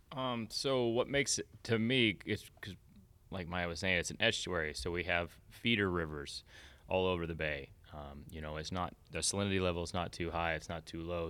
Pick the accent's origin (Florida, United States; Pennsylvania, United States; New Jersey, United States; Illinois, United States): Florida, United States; Tampa Bay area; also born or lived in Fort Myers, Florida; I was born in Fort Myers, um, and then was there till I was about four years old and then moved to the Tampa Bay area